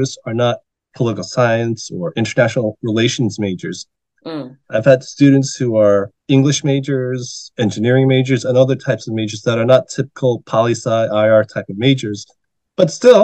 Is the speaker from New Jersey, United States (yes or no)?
yes; New Jersey, United States; moved away as an adult; also born or lived in New York City / Washington, D.C. / Northern Virginia; now in Korea; I was born in New York City, lived there till about 9 years old. Then my family moved to New Jersey, where I grew up.